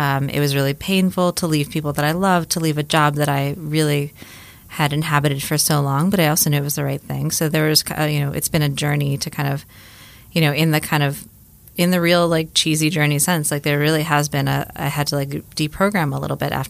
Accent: Miami, Florida, United States; moved away; I grew up in Miami, Florida

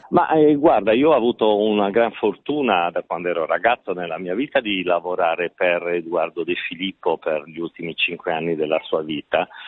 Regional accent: Sardinia, Italy; da sardo

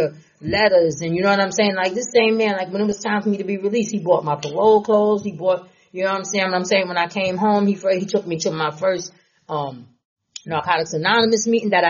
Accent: Nassau County, New York, United States; I'm from Nassau

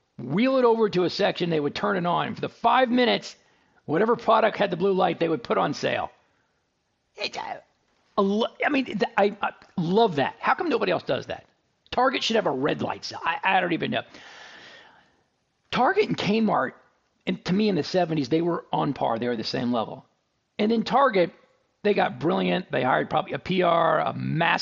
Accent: Dallas, Texas, United States; also born or lived in Houston; I'm from Dallas

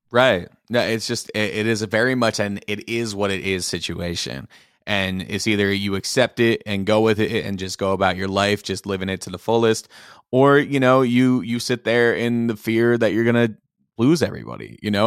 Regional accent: Philadelphia, Pennsylvania, United States; moved away as an adult; also born or lived in Iowa; now in Minnesota, United States; when I was moving from Philly, 'cause I grew up out there

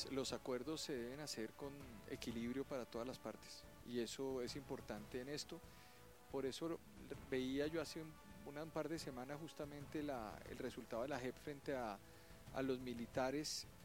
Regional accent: Bogotá, Bogotá Capital District, Colombia; Yo soy de acá de Bogotá. O sea, Rolo. Rolo casado con una paisa.

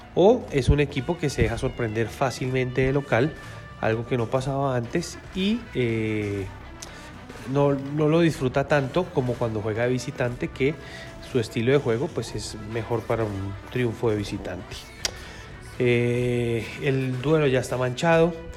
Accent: Colombia; lo digo como colombiano

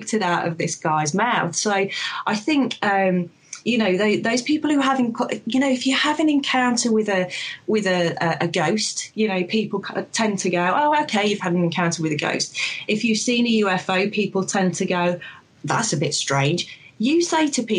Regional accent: Sherwood Forest, Nottinghamshire, East Midlands, United Kingdom; I'm originally from Sherwood Forest, from Nottinghamshire, sort of the village there.

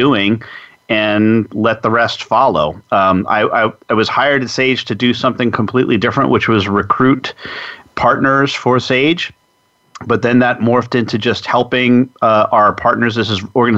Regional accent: New York metropolitan area, United States; moved away; I'm originally from the New York metropolitan area

